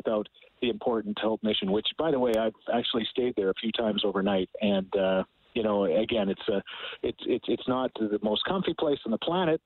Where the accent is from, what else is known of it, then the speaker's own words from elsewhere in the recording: Thorsby, Alberta, Canada; born in Thorsby, Alberta